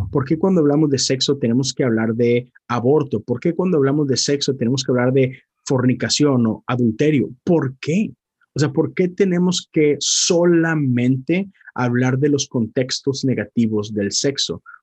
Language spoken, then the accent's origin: Spanish; Monterrey, Nuevo León, Mexico; moved away; yo soy de Monterrey